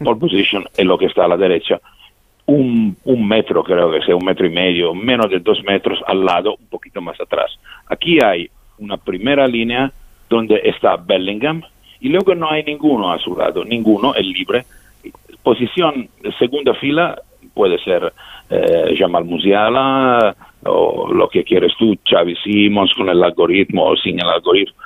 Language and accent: Spanish; Italy; Spanish is a second language; somos italianos nosotros organizadores